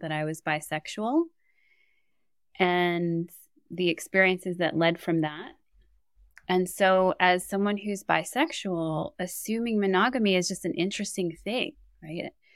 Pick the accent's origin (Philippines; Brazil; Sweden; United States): United States; New York City, New York; growing up in New York City